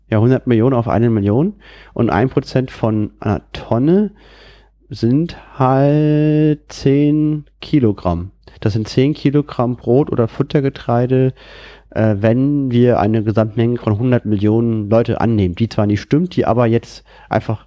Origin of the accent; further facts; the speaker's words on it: Germany; für mich persönlich als Deutscher